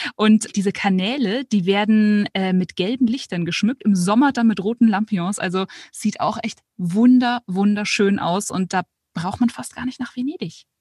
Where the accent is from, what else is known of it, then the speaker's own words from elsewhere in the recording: Munich, Bavaria, Germany; als Münchnerin